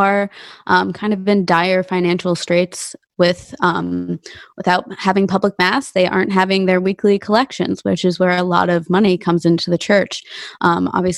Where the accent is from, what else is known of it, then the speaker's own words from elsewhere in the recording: Arlington, Virginia, United States; my hometown diocese in Arlington